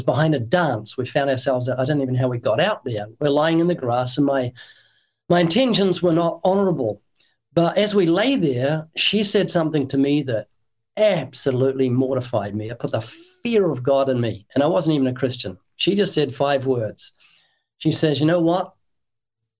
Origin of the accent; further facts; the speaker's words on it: New Zealand; moved away as an adult; now in United States; I'm from New Zealand, and when I was brought up in New Zealand